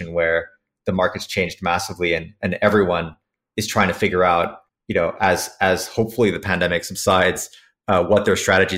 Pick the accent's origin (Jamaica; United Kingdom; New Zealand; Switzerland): Switzerland; also born or lived in San Francisco; now in New York, United States; I grew up in Switzerland, came to the States because I loved American airplanes and wanted to work on those